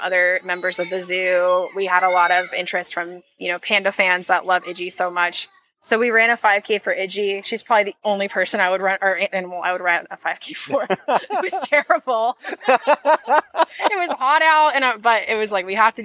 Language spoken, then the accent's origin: English; Seattle, Washington, United States; I'm from Seattle